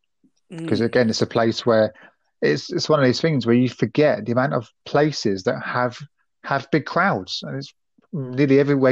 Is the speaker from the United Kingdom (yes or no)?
yes; United Kingdom; we're British.